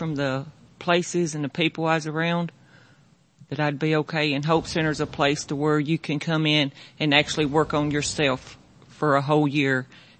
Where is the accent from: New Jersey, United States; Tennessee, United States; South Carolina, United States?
Tennessee, United States; Lafayette; moved away as an adult; now in Portland, Tennessee, United States; I'm from Macon County. That's Lafayette, Tennessee.